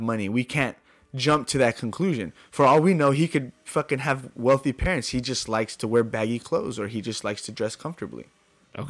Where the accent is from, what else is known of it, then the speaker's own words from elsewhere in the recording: El Paso, Texas, United States; I am now seen as a local DJ in my hometown of El Paso